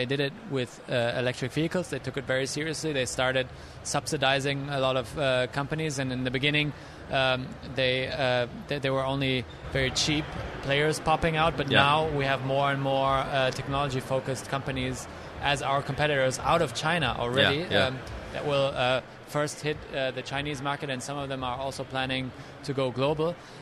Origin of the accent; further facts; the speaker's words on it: Germany; moved away as an adult; now in United States; my home country, Germany